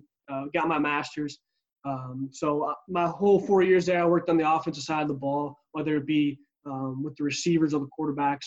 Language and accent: English; near Madison, Wisconsin, United States; I'm originally from Wisconsin, so right by Madison, Wisconsin, our capital, just about 15 minutes south of there, and grew up playing football